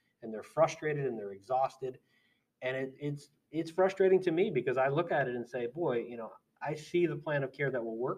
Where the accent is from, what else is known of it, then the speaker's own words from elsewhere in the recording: United States; I'm an American